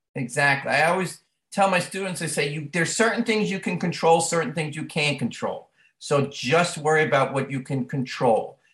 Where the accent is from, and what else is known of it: Long Island, New York, United States; born or raised there; moved away as an adult